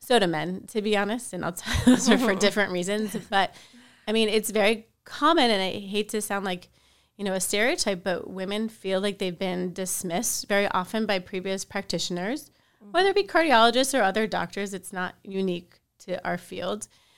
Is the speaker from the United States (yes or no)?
yes; Miami, Florida, United States; I am from Miami, so I am lucky enough to practice where close by to where I live